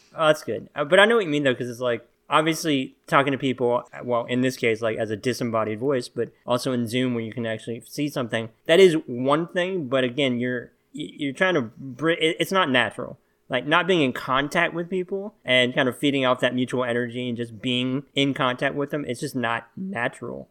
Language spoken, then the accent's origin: English; Little Rock, Arkansas, United States; I'm from Little Rock